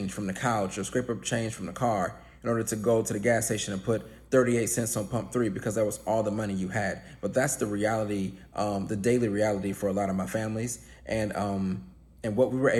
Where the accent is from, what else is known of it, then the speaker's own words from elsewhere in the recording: Cleveland, Ohio, United States; I grew up poor in Cleveland.